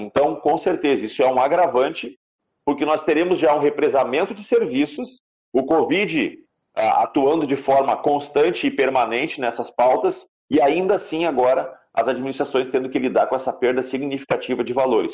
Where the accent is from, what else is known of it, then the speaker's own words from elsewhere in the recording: Gaúcho, Rio Grande do Sul, Brazil; Nós somos brasileiros, nós somos gaúchos